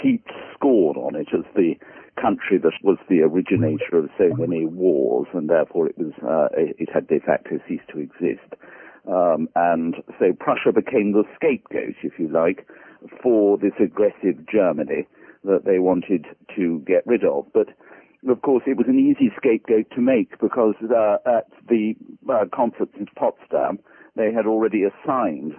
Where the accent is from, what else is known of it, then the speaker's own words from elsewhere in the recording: London, United Kingdom; I grew up here in London